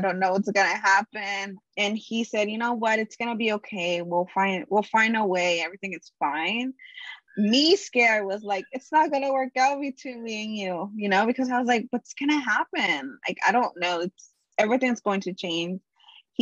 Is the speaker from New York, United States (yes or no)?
no; Los Angeles, California, United States; I am from Los Angeles, California.